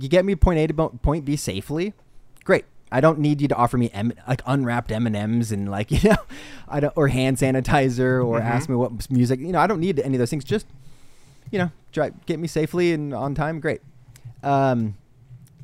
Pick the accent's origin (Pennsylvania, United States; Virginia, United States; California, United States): California, United States; also born or lived in Midwest; Am I proud to be Californian? Sure. Is it my favorite state I've ever lived in? Of course. It's also home.